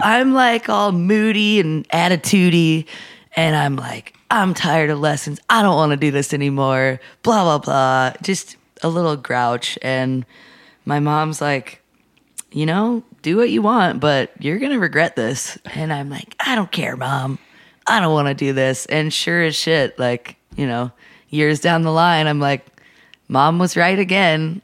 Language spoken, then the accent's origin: English; Atlanta, Georgia, United States; moved away as an adult; also born or lived in Portland, Oregon; now in Nashville, United States; I grew up in Atlanta